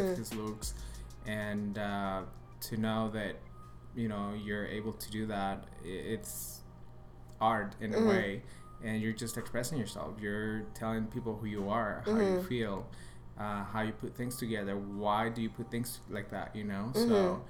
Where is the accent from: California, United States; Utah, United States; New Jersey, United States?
Utah, United States; Park City; also born or lived in Chihuahua, Mexico; now in Los Angeles, United States; So I was born in Mexico, mm-hmm. in a little town in Chihuahua. Mm-hmm. Then I was there until I was 10 years old. Then from there, I moved to Utah.